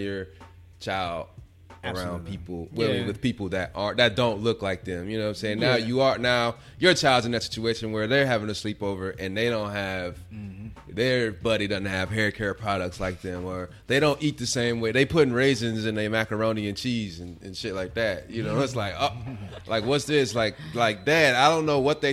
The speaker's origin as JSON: {"language": "English", "town": "Gary", "region": "Indiana", "country": "United States", "tie": "born or raised there", "also_born_or_lived": "Merrillville", "said": "me growing up in Gary, and then when I switched in high school, school districts, and was in Maryville"}